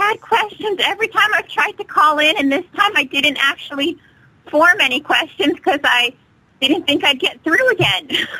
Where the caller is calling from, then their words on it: Alaska, United States; I'm calling from Alaska.